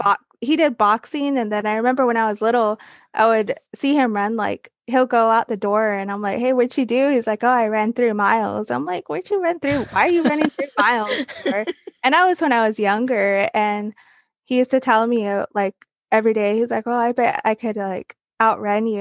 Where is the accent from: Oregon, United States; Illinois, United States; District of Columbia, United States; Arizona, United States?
Arizona, United States; I come from the Navajo Reservation. I grew up there. It's a little place called Tisto, Arizona.